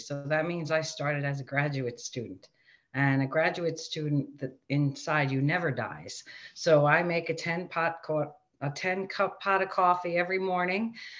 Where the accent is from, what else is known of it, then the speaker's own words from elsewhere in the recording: New York City, New York, United States; accent: Queens; I grew up in Rockaway Beach, New York. It's a tiny